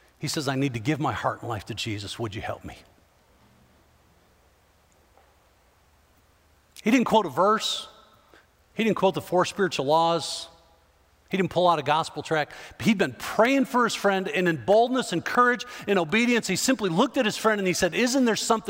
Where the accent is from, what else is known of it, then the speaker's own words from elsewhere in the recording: Chicago, Illinois, United States; I grew up in the Chicago area